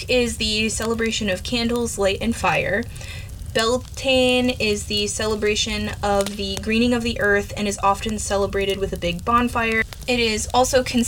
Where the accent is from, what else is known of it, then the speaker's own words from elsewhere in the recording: United States; I'm American.